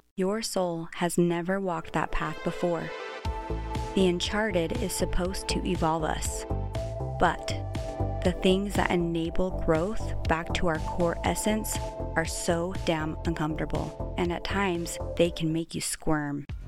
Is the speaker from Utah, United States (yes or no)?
yes; Utah, United States; I was born and raised in Utah, right in the heart of the Mormon culture.